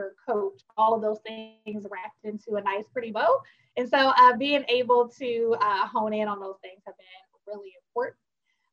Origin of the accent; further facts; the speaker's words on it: Milwaukee, Wisconsin, United States; moved away as an adult; now in Philadelphia, United States; I'm from Milwaukee, Wisconsin